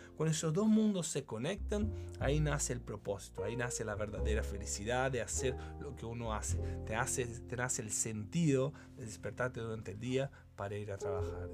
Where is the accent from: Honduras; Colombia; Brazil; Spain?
Brazil; Spanish is a second language; moved away as an adult; now in Chile; Yo estudié ingeniería comercial en Brasil soy brasilero